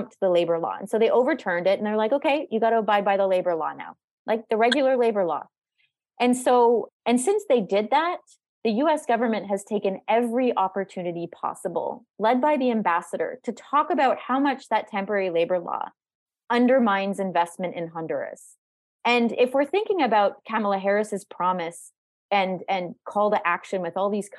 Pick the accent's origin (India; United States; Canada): Canada; I'm Canadian